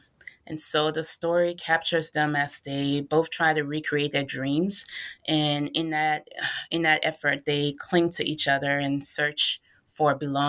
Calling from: Carlisle, Pennsylvania, United States; I am currently calling from Carlisle, Pennsylvania, where I'm working on actually trying to get some writers together to talk about craft.

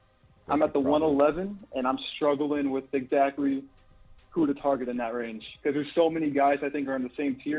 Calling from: New Jersey, United States

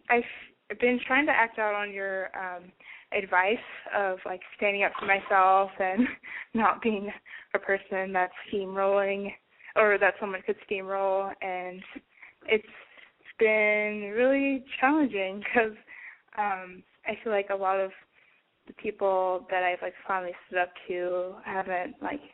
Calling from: Washington, United States; I'm 21, and I've called in before. And I guess I'm calling from Washington State.

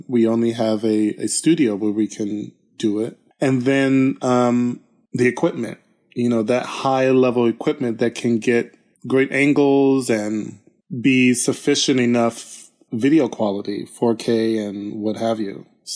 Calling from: Sacramento, California, United States; also born or lived in Germany; I'm voice calling from Sacramento, California, where I dance with the Sacramento

